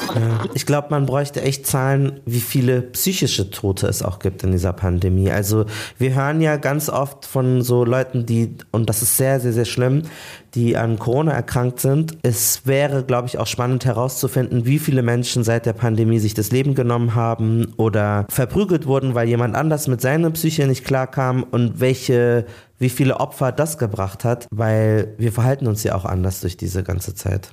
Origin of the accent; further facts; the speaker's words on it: Munich, Bavaria, Germany; Ich habe noch zu Hause gewohnt, in München auch, wir sind alle aus München